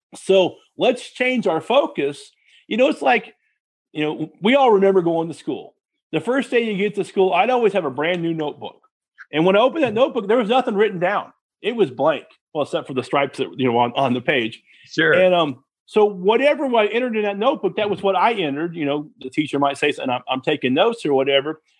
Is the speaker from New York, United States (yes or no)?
no; Texas, United States; my parents, um, we're from Texas